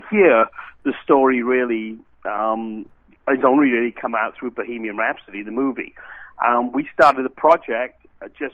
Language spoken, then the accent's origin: English; Wales, United Kingdom; moved away as an adult; now in United States; I'm obviously not from Cincinnati. I'm from Wales originally in the UK